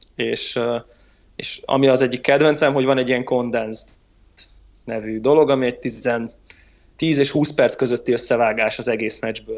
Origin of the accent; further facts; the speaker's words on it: Hungary